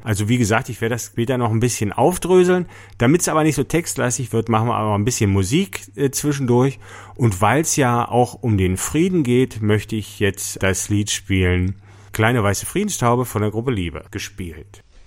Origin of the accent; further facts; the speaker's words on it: East Germany, Germany; bei uns in der DDR